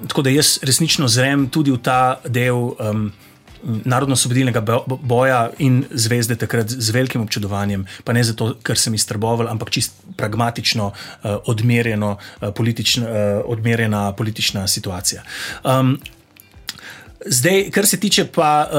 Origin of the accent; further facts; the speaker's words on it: Zasavje, Slovenia; Jaz sem iz Zasavja, tam um, nam je ta okoljski aktivizem položen v bistvu v zibelko